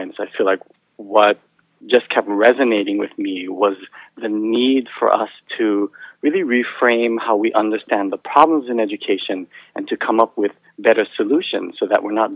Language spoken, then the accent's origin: English; Hawaii, United States; moved away; So I grew up in Hawaii, and my mother was actually a teacher